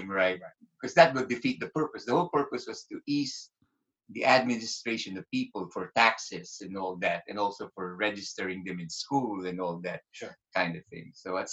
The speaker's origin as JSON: {"language": "English", "country": "Philippines", "tie": "born or raised there", "said": "growing up in the Philippines"}